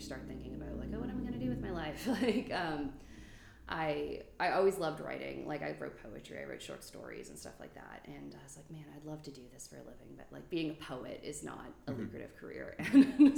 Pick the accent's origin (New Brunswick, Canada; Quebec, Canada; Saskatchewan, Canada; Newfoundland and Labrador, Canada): New Brunswick, Canada; born or raised there